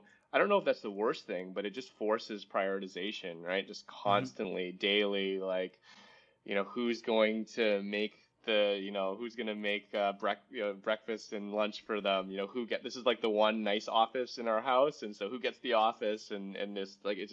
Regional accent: Vancouver, British Columbia, Canada; moved away as an adult; also born or lived in San Francisco / San Mateo; I was from Vancouver

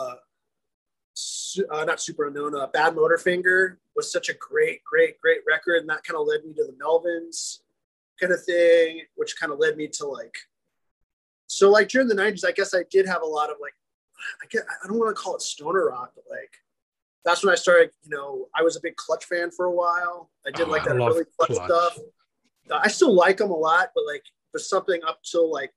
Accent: Louisiana, United States; I'm from Louisiana

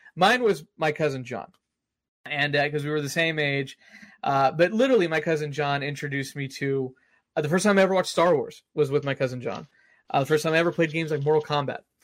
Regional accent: Austin, Texas, United States; moved away; whenever I go to Austin because I'm from Austin

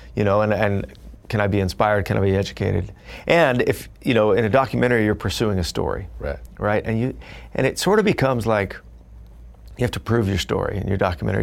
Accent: Fullerton, California, United States; growing up, I grew up in Fullerton, California

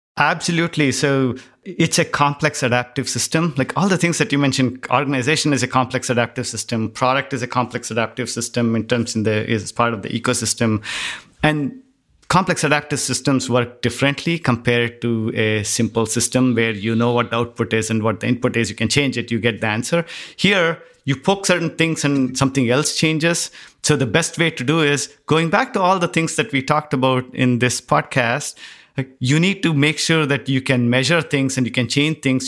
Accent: India; moved away; growing up in India, it was always that you had to be in the top ten to get into the certain school

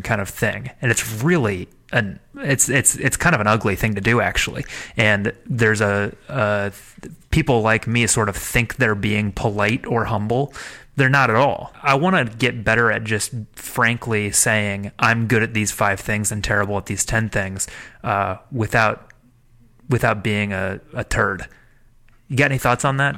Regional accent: Midwest, United States; moved away; I come originally from the Midwest, from Midwestern people

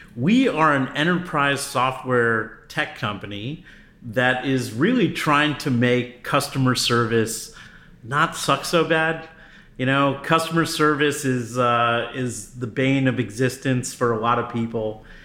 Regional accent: New York City, New York, United States; also born or lived in New Jersey / Connecticut; No, I'm originally from the East Coast. So I hail from the New York area, so Metro New York City. So I lived in New York, New Jersey, and Connecticut at different times in my early life.

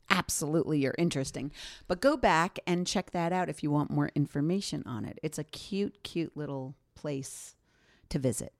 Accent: Bedonia, Emilia-Romagna, Italy; I'm from Bedonia

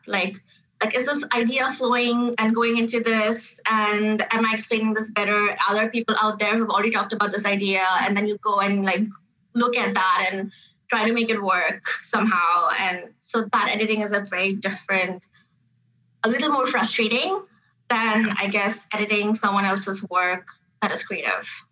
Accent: Dubai, United Arab Emirates; moved away as an adult; now in Canada; I grew up in Dubai. My formative years were in Dubai.

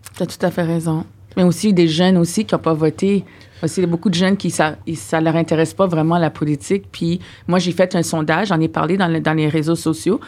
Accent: Ottawa, Ontario, Canada; now in Quebec, Canada; nous, on vient d'Ontario, on mm. vient d'Ottawa

